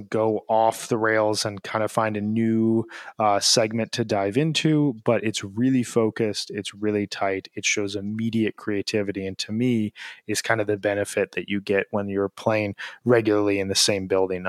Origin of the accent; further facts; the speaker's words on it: Chicago, Illinois, United States; As a Chicagoan who loves having his hot dog dragged through the garden, there is nothing like a Dirty Water Dog.